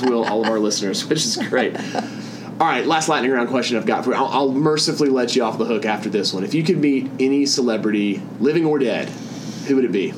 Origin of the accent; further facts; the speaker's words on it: the American South, United States; I'm from the American South